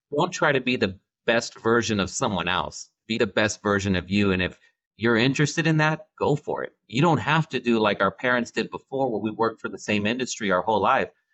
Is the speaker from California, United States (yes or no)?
yes; Central California, United States; I'm from Central California